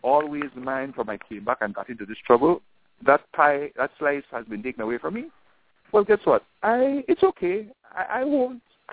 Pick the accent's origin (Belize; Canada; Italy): Belize; Belize City, Belize District; I grew up on Mahogany Street all my life. I knew the area